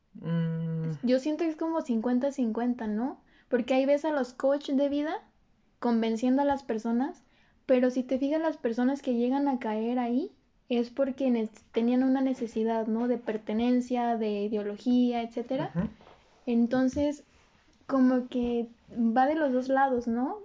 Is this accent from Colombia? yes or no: no; Mexico; somos el futuro de México